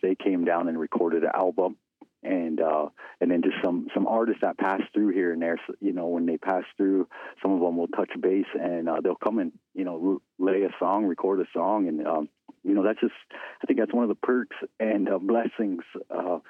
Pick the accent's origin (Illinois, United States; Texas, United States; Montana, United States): Montana, United States; Fort Belknap; moved away as an adult; now in Fort Peck Indian Reservation, United States; I come from Fort Belknap, Montana, is where I'm enrolled, and I grew up there in Fort Belknap